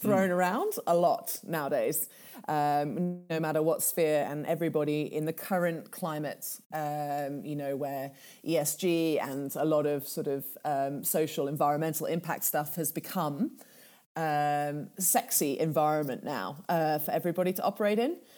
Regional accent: Kenya; first language Swahili; English is a second language; moved away; Swahili, which is my native tongue, back in Kenya

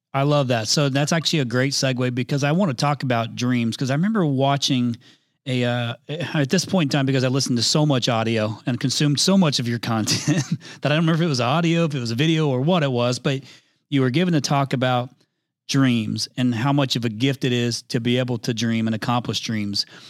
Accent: Indiana, United States; I'm from Indiana originally

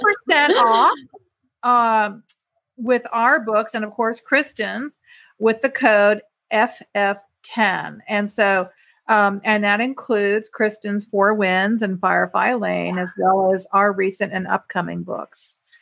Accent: Ireland; Which I'm Irish, so.

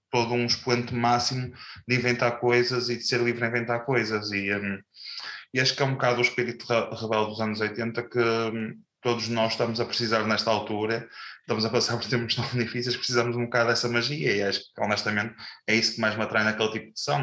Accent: Pedrouços, Porto District, Portugal; eu sou de Pedroso, Doce e vivemos na fronteira das duas freguesias.

